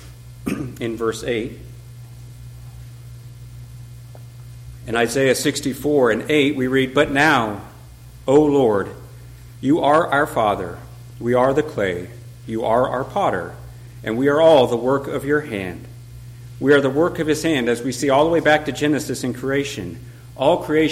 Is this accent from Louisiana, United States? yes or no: no; Colorado, United States; moved away; I'm from Colorado